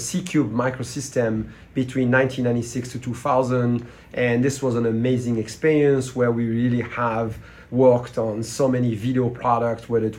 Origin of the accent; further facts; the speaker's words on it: France; accent: French; English is a second language; moved away as an adult; also born or lived in Switzerland / Silicon Valley; With my French accent